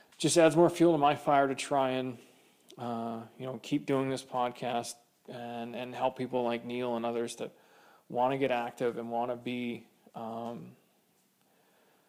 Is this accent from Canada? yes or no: yes; Kamloops, British Columbia, Canada; now in Edmonton, Canada; growing up in Kamloops, it's a semi-desert.